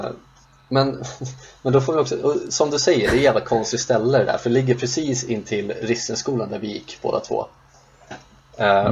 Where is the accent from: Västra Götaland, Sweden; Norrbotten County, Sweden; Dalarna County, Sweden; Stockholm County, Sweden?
Stockholm County, Sweden; Sundbyberg; där vi växte upp i Rissne